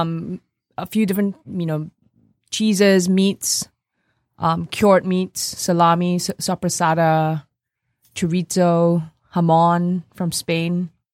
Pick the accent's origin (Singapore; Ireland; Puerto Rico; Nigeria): Singapore; also born or lived in New York, United States; now in Detroit, United States; when I grew up in Singapore